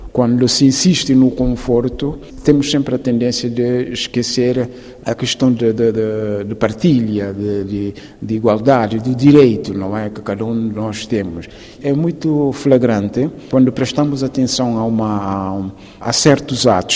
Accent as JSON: {"language": "Portuguese", "country": "Guinea-Bissau", "moved": "yes"}